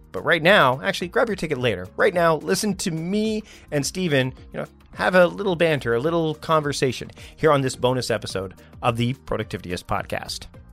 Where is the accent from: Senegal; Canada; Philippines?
Canada; I'm his Canadian cousin